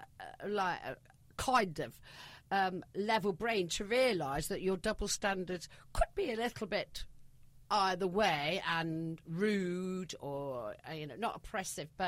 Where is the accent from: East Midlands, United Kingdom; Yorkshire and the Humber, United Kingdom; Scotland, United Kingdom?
East Midlands, United Kingdom; Nottinghamshire; accent: Yorkshire; moved away as an adult; also born or lived in London; now in Antibes, France; I grew up in Nottinghamshire during the miners' strike